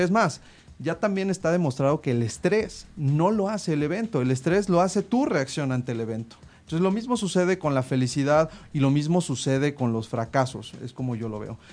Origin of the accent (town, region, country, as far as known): Mexico